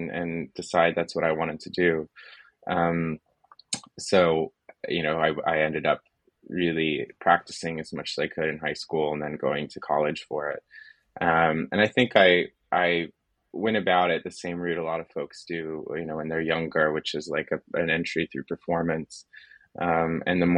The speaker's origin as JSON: {"language": "English", "region": "Florida", "country": "United States", "said": "so I'm originally from Florida, which is where I am now"}